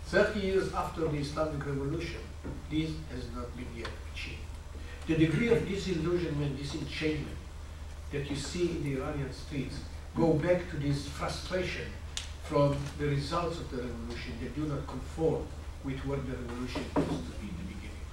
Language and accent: English; Israel; as an Israeli citizen